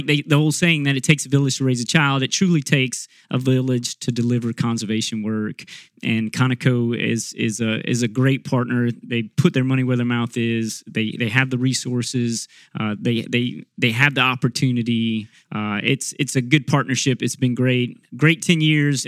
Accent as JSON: {"language": "English", "town": "Abbeville", "region": "Louisiana", "country": "United States", "tie": "born or raised there", "said": "I grew up in South Louisiana. I'm from Abbeville, Louisiana, born and raised in that area."}